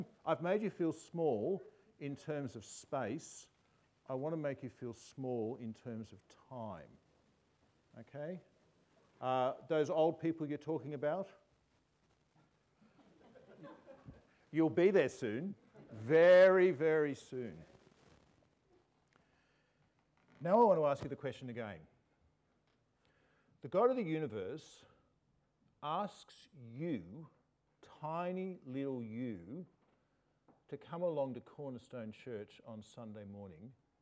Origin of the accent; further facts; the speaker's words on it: Australia; We Australians